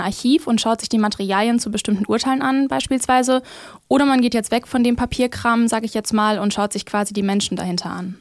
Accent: Germany; wenn ich mich überhaupt mit sowas identifizieren würde, dann wahrscheinlich doch eher als Deutsche.

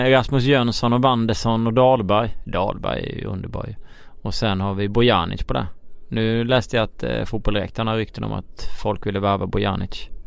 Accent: Skåne, Sweden; Precis, eh, som skåning och

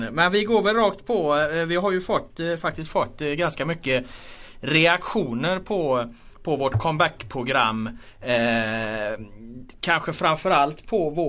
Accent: Estonia; now in Gothenburg, Sweden; jag är ju från Estland liksom.

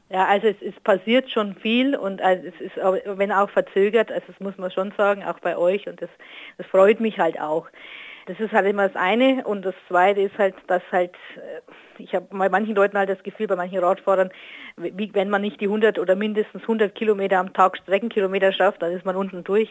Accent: Northern Bavaria, Germany; now in Ruhr area, Germany; aus meiner alten Heimat, aus Nordbayern

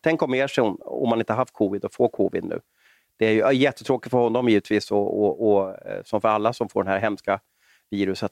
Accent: Sweden; som svensk

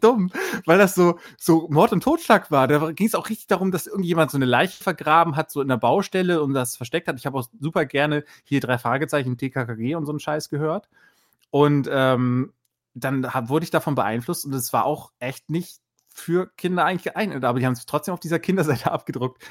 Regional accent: Bremen, Germany; ich komme aus Bremen

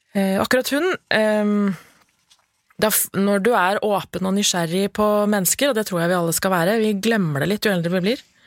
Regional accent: Lillehammer, Innlandet, Norway; Født og oppvokst på Lillehammer og har familie der.

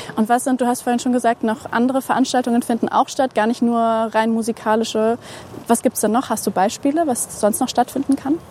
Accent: Braunschweig, Lower Saxony, Germany; moved away as an adult; also born or lived in Halle; now in Leipzig, Germany; ursprünglich komme ich aus Braunschweig

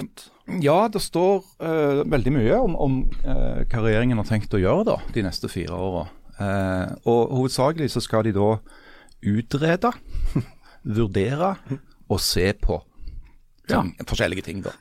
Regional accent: Stavanger, Rogaland, Norway; jeg kommer fra Stavanger, bor i Stavanger, uh, eh, jobber i Stavanger Aftenblad

